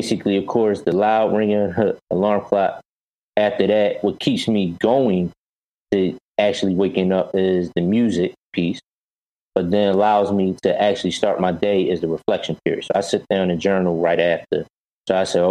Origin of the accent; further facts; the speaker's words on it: Philadelphia, Pennsylvania, United States; also born or lived in Chicago; I grew up in North Philadelphia originally